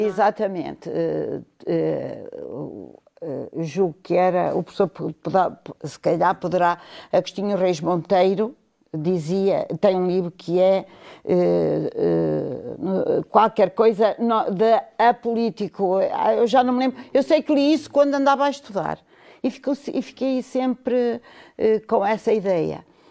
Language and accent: Portuguese; Vila Real, Norte, Portugal; Nasci na Rua Direita, primeiro nascia sem em casa, não havia este tipo de situações que hoje temos. E, portanto, eu quando abri os olhos vi logo a cidade e daí este meu amor por Vila Real